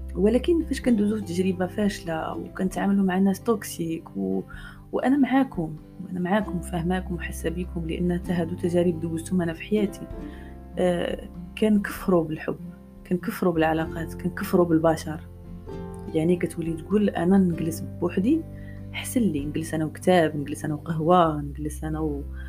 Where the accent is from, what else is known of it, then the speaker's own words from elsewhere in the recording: Morocco; انا مرا مغربيه